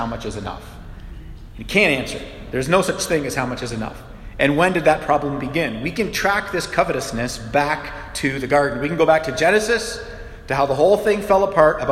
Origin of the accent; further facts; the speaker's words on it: Canada; we're Canadian